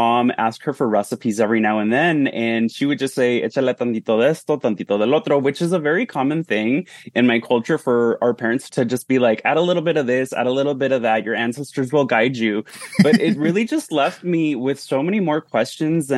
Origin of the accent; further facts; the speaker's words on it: Santa Ana, California, United States; I grew up in Southern California in Orange County, in a city called Santa Ana